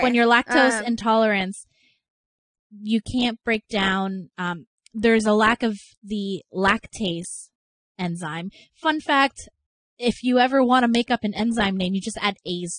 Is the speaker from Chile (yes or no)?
no; Canada; maybe it's because I'm Canadian.